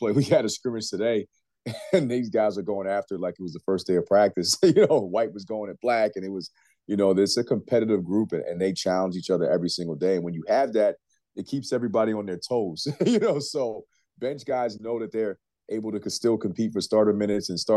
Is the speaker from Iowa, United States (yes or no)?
no; New York, United States; moved away; we're both from New York